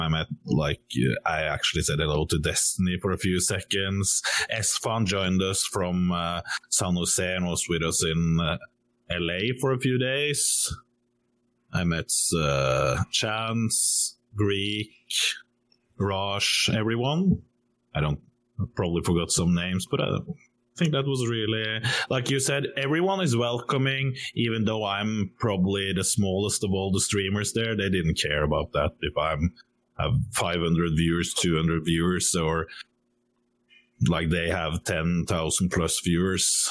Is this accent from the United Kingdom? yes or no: no; Norway; I'm from Norway.